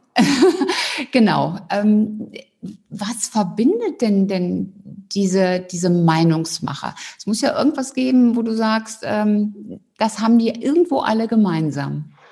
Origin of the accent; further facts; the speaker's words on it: Cologne, North Rhine-Westphalia, Germany; Ich bin ja Rheinländerin